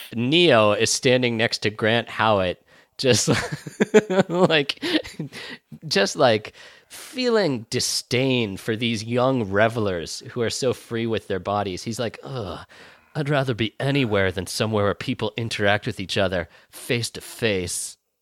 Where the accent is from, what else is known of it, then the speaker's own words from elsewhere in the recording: United States; I'm an American